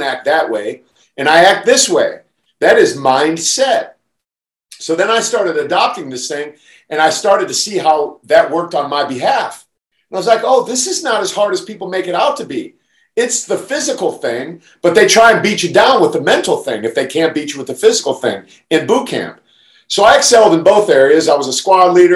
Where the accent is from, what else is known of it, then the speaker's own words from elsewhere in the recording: Canton, Ohio, United States; moved away; I grew up in Canton, Ohio